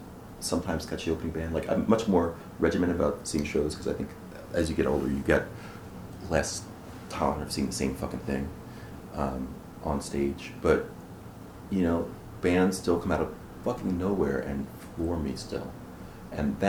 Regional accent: Philadelphia, Pennsylvania, United States; I'm from Philly

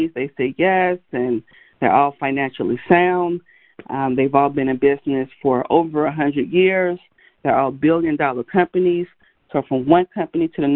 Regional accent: Gary, Indiana, United States; I grew up in Gary, Indiana

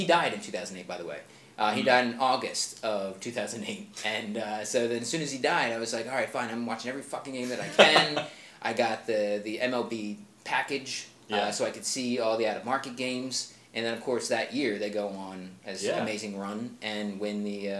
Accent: Philadelphia, Pennsylvania, United States; moved away; also born or lived in Chicago; my hometown, Philadelphia

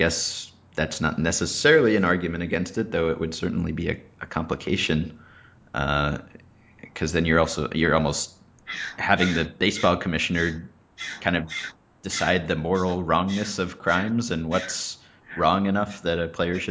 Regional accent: New York, United States; I'm a New Yorker

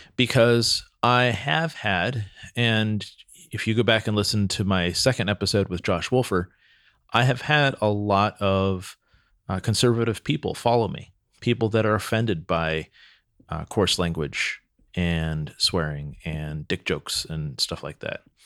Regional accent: Santa Cruz, California, United States; I grew up in Santa Cruz, which is a pretty free spirited town

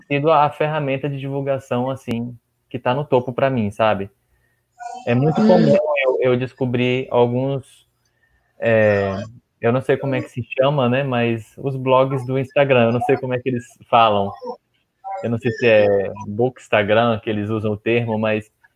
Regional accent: Gandu, Bahia, Brazil; moved away as an adult; also born or lived in Vitória da Conquista; now in Jequié, Brazil; Sim, eu sou do, do interior, de Gandu. Eu nasci numa cidade chamada Gandu

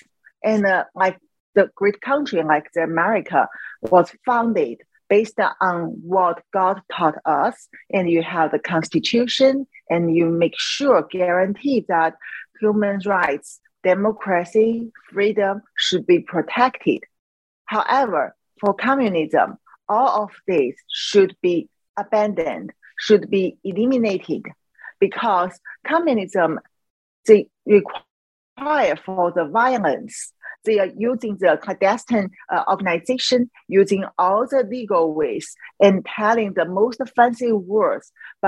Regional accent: China; English is a second language; moved away; In China, when we really want to talk about religion, I mean, you can talk in certain level. What I mean is before I leave Chi

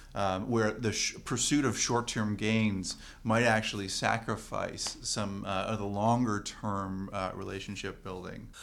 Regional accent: Canada; as a Canadian

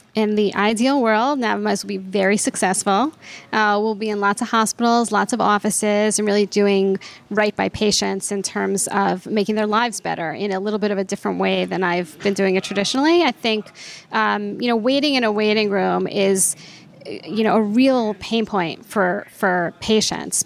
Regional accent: New York, United States; I grew up in New York and went to NYU Med School

